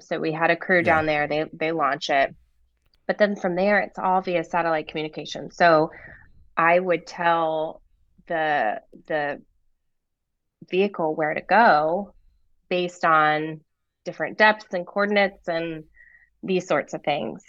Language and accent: English; Raleigh, North Carolina, United States; moved away as an adult; also born or lived in Rhode Island / San Diego; I was born here in North Carolina